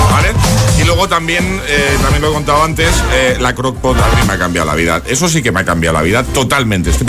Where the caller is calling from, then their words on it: Valencia, Valencian Community, Spain; de Valencia.